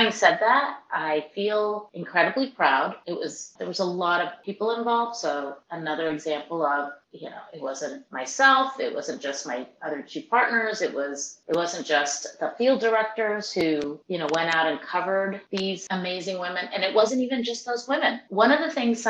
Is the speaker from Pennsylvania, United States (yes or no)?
no; California, United States; I'm from California